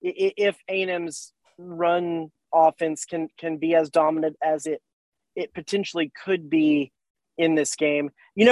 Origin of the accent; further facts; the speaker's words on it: Texas, United States; because I'm a Texan.